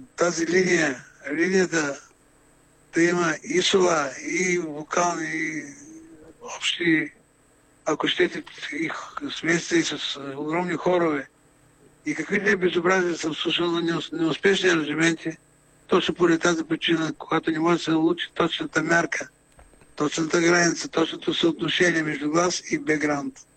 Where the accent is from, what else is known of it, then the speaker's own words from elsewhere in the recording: Burgas, Burgas Province, Bulgaria; moved away as an adult; also born or lived in Sofia; съм бургазлия, и понеже обичам моя град